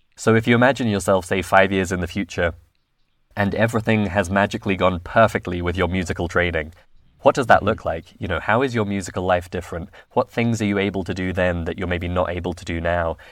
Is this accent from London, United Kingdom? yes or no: yes; London, United Kingdom; I'm originally from London